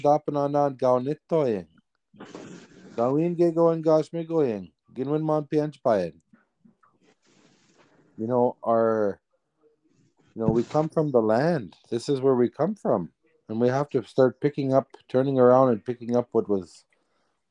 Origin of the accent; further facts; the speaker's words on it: Serpent River First Nation, Ontario, Canada; growing up in the bush where we traveled freely amongst the lands